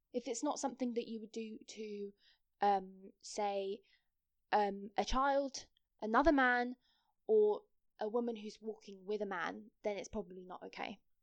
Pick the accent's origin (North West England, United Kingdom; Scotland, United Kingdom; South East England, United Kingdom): South East England, United Kingdom; Kent; also born or lived in Nottingham; I'm from Kent